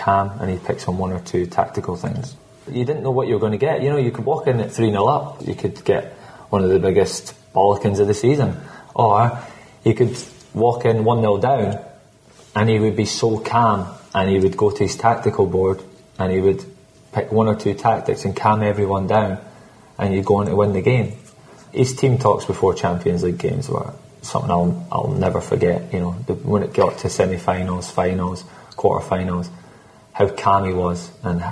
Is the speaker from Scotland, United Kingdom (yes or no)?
yes; Scotland, United Kingdom; I'm Scottish.